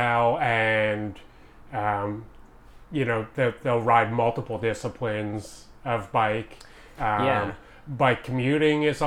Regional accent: Montreal, Quebec, Canada; now in Vancouver, Canada; originally I'm from Montreal

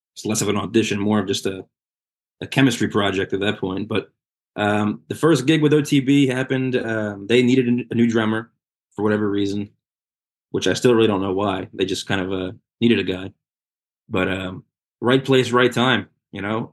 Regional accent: Red Bank, New Jersey, United States; Red Bank, which is my hometown

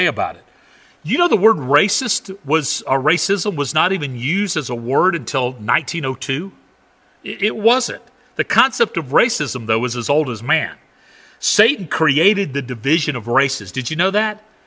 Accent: the South, United States; I grew up in the South

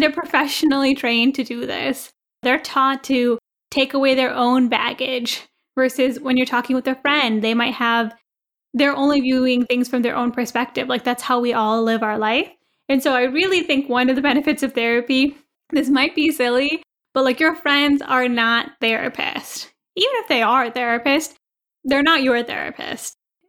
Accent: India; we care a lot about what people think about us. Maybe because we're Indian.

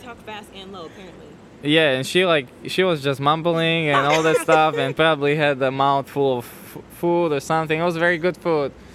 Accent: Slovakia; moved away as an adult; now in United States; born and raised. I'm coming from Slovakia, uh-huh. born and raised uh, I moved to the States when I was 24

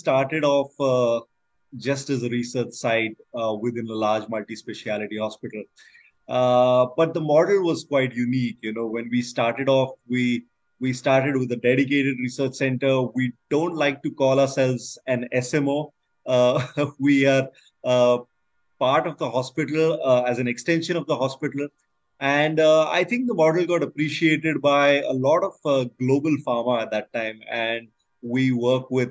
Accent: India; I'm from India.

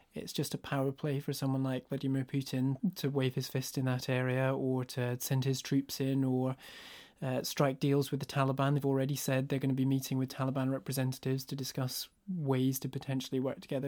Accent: northeast Scotland, United Kingdom; I grew up in a rural village in northeast Scotland.

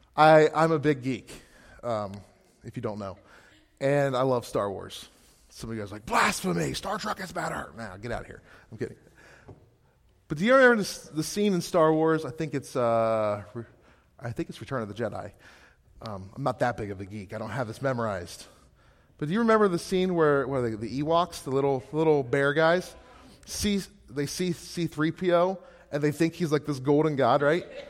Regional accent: Gettysburg, Pennsylvania, United States; moved away as an adult; now in Scranton, United States; Gettysburg, Pennsylvania, originally.

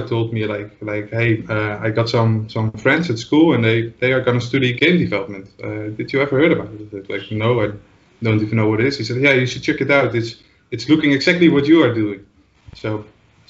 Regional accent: Netherlands; English is a second language; I'm from the Netherlands, as you might can hear.

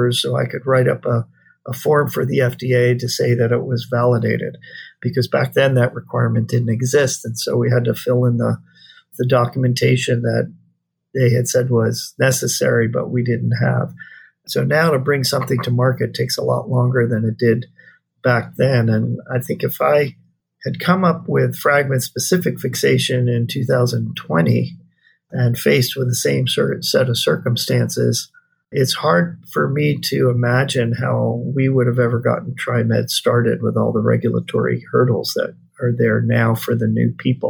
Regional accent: East Coast, United States; moved away as an adult; now in Hawaii, United States; I grew up on the East Coast, but I've been out here for 40 years

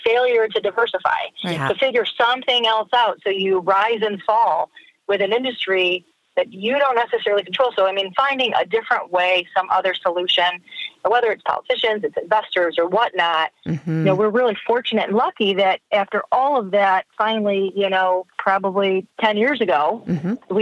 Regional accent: northern Michigan, United States; I'm not from Detroit. I'm from northern Michigan

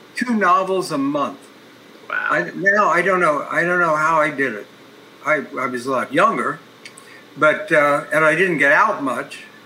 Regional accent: Columbus, Ohio, United States; my hometown, Columbus, Ohio

